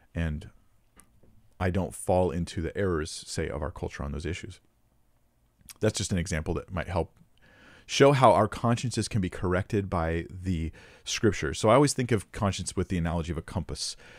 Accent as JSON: {"language": "English", "country": "United States", "said": "I'm American"}